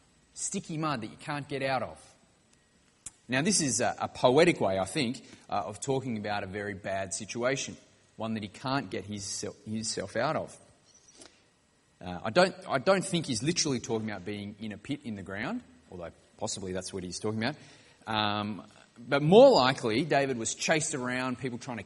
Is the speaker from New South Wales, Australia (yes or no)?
yes; Wollongong, New South Wales, Australia; I grew up in Wollongong on the south coast of New South Wales.